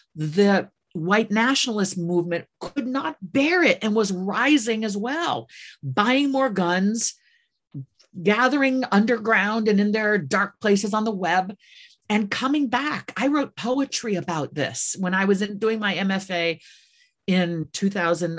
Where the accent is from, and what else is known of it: Midwest, United States; born or raised there; moved away